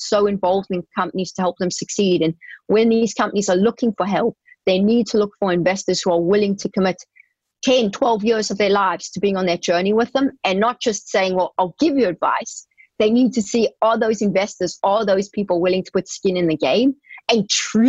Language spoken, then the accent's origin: English; South Africa; moved away as an adult; I grew up in South Africa, as you know, and we never had exposure to this kind of thing